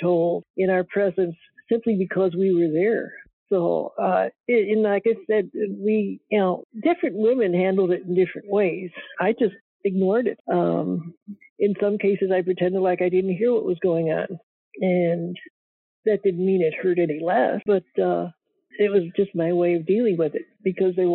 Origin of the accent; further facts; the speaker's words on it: Fifth Army area, Midwest, United States; moved away as an adult; I grew up in the Fifth Army area